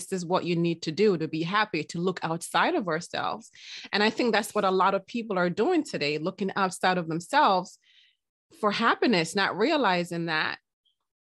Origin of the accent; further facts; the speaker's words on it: Jamaica; in the Jamaican culture, I'm Jamaican